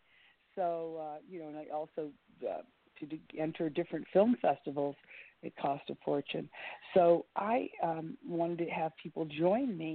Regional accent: Miami, Florida, United States; growing up in Miami

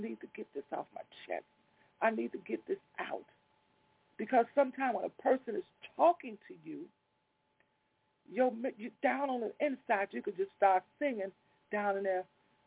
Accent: Chicago, Illinois, United States; I grew up on Walnut over by Garfield Park. I lived over there all my life till in my mid-late 30s

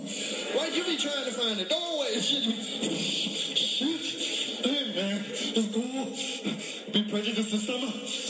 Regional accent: California, United States; moved away; I came from California, hadn't been home about 5 years, and I went back home

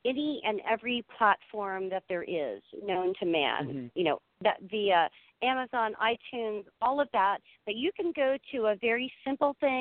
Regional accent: Mississippi, United States; I'm from Mississippi

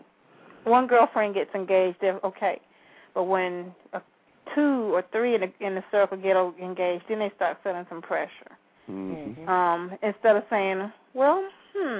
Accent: Valdosta, Georgia, United States; I'm from Valdosta

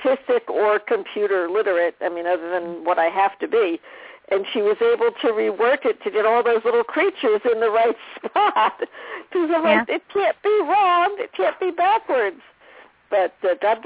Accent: New Jersey, United States; we grew up in New Jersey

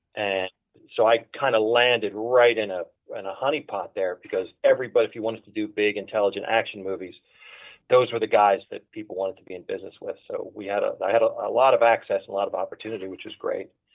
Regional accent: Philadelphia, Pennsylvania, United States; moved away as an adult; now in Los Angeles, United States; I was born and raised in Philadelphia

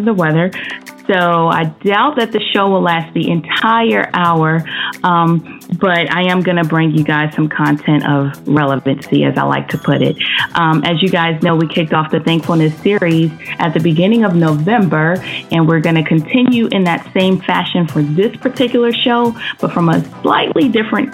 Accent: Maryland, North Carolina, United States; I grew up in Maryland for like the first, 10 years of my life. And a lot of stuff transpired in Maryland. In Maryland, once we moved from there, we moved back to North Carolina

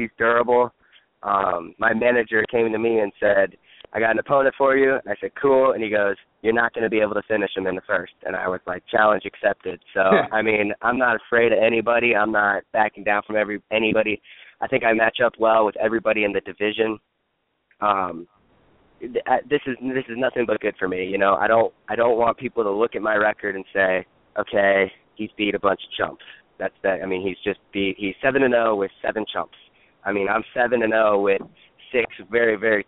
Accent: Nebraska, United States; moved away as an adult; I'm originally from Nebraska.

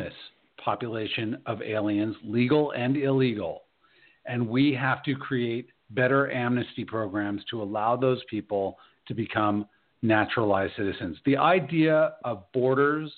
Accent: United States; I'm an American citizen

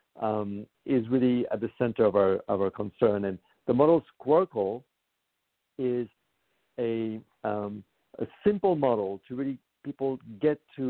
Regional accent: Paris, Île-de-France, France; moved away as an adult; now in United States; I was born in Paris and I moved to the United States about 25 years ago.

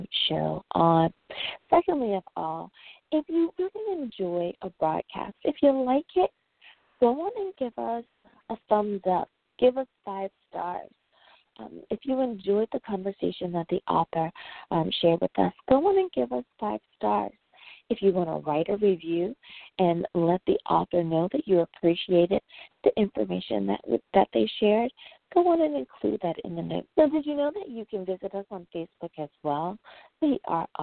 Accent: United States; my home country, the USA

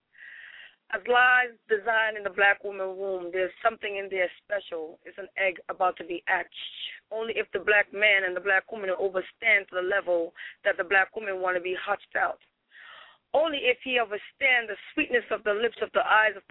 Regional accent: Jamaica; I'm Jamaican.

